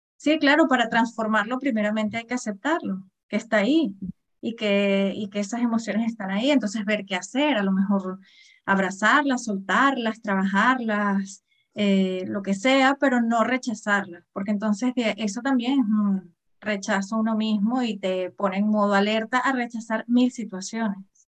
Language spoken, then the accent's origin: Spanish; Venezuela; moved away; Yo, yo soy venezolana, hace muchísimos años que vivo aquí